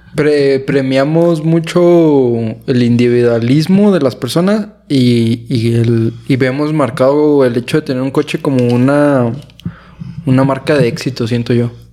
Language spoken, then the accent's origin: Spanish; Chihuahua, Mexico; Aquí en Chihuahua todos somos ingenieros o licenciados casi.